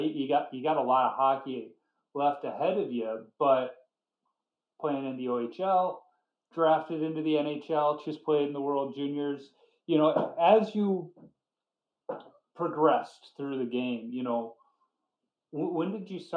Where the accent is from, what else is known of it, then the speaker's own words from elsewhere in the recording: United States; I grew up in the States